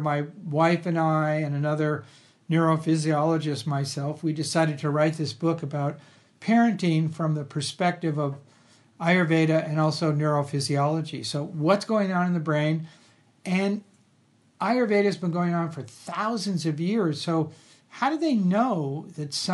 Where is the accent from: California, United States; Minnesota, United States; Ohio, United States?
California, United States; Los Angeles; I grew up in Los Angeles